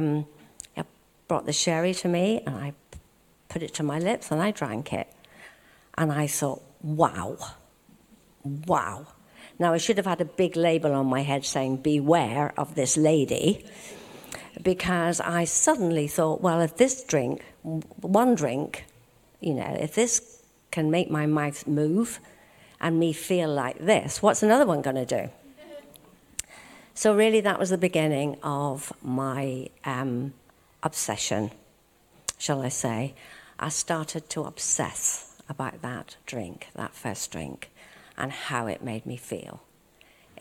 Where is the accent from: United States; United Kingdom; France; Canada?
United Kingdom; Belfast, Northern Ireland; And I was born in Belfast, Northern Ireland, and I was born into a Christian family.